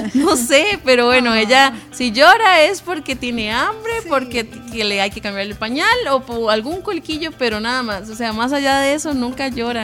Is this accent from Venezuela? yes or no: no; Sabanilla, San José, Costa Rica; toda la vida nacimos y crecimos en Sabanilla, en Carmiol